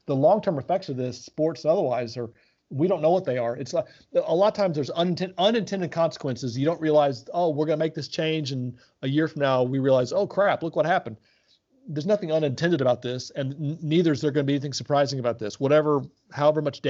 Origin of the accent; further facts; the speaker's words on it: Oxford, Mississippi, United States; moved away as an adult; also born or lived in Florida / Cincinnati, Ohio; now in Indianapolis, United States; I grew up in Oxford, Mississippi, and went to University of Florida